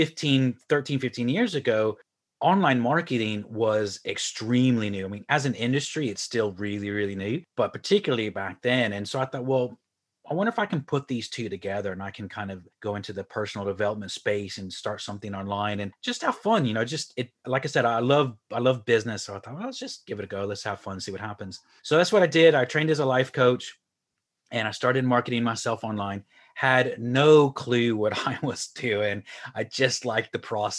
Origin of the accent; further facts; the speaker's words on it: Houston, Texas, United States; moved away as an adult; now in Ireland; I'm originally from Houston, Texas, moved to Ireland about 15 years ago